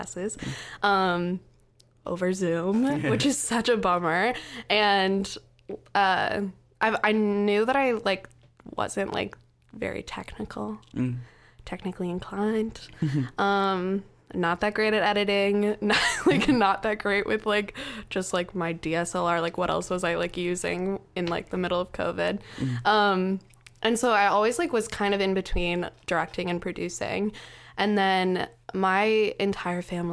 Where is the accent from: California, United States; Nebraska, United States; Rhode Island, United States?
Nebraska, United States; Lincoln; moved away as an adult; also born or lived in New York; now in Philadelphia, United States; my hometown is Lincoln, the capital